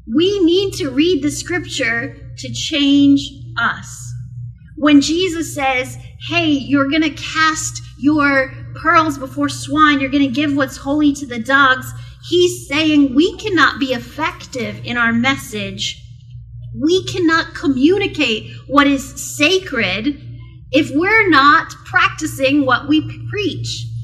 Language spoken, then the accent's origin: English; South Okanagan, British Columbia, Canada; I grew up in the South Okanagan